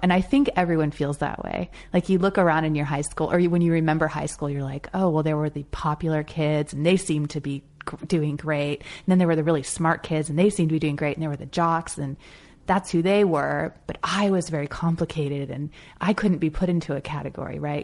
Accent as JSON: {"language": "English", "area": "Marin County", "region": "California", "country": "United States", "tie": "born or raised there", "also_born_or_lived": "Chicago / New York / Los Angeles", "moved": "as an adult", "said": "being a teenager growing up in Marin County, California, and I lived, you know, in the same house, in the same town for eighteen years"}